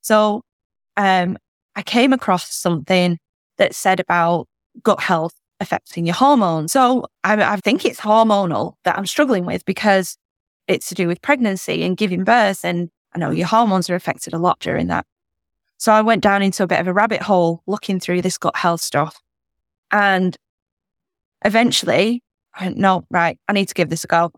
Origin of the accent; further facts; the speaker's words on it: United Kingdom; as a British person